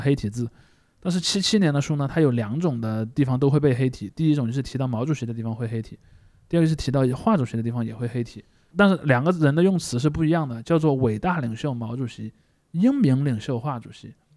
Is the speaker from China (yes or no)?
yes; China; 我们中国人